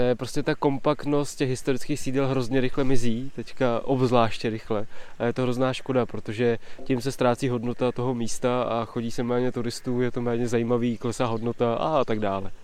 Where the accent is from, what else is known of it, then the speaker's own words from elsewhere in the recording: Touškov area, Plzeň Region, Czechia; krajem mého dětství, eh, kolem Čemín, Touškova